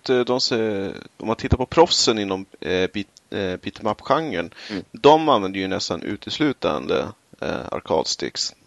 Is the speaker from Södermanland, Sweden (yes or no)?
yes; Eskilstuna, Södermanland, Sweden; Vi hade arkadmaskiner på typ den eh, lokala tv-spelsbörsen hemma i Eskilstuna